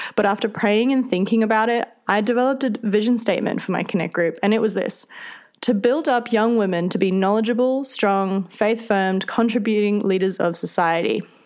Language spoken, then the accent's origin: English; Australia; accent: Australian; If you can't tell from my accent, I'm Australian and I come from a small town in the centre of the country